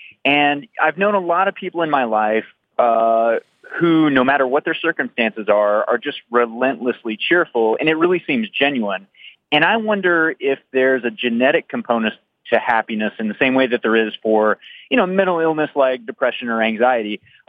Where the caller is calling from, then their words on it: Lafayette, Colorado, United States; Calling from Lafayette, Colorado.